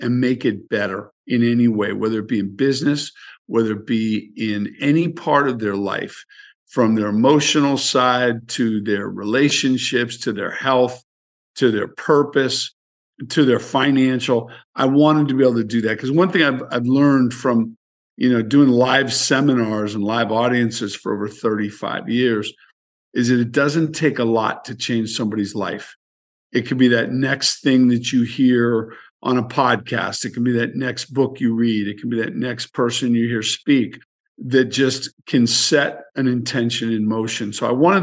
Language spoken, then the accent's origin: English; San Francisco, California, United States; born and raised in San Francisco